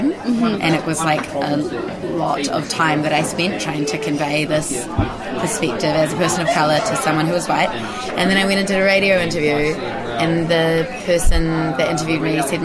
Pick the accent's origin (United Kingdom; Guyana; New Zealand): New Zealand; Hamilton, Waikato; I was born here. I was born in Hamilton.